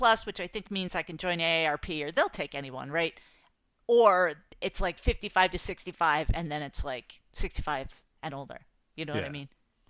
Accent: New England, United States; I'm like, I'm from New England, and I'm really, like, tight-laced, and whatever that is, I don't want to talk about it.

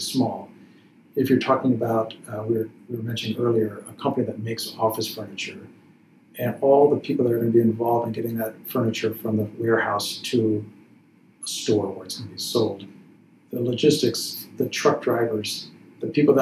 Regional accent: Chicago, Illinois, United States; Chicago, which is my hometown

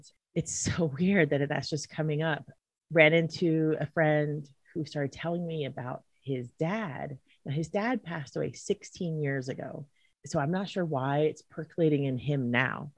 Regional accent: Philadelphia, Pennsylvania, United States; moved away; we're from Philadelphia

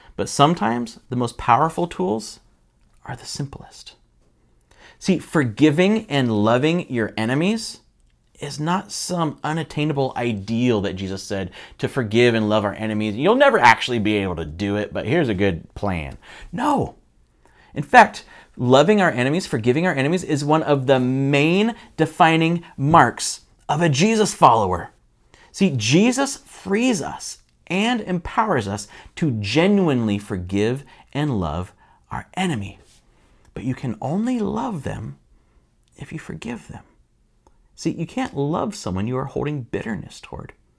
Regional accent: United States; I'm an American

